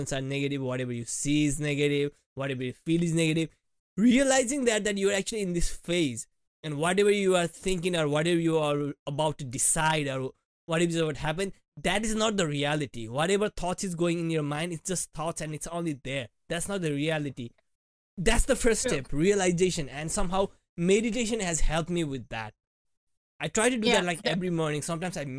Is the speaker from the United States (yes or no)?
no; India; moved away; being an Indian student and working and studying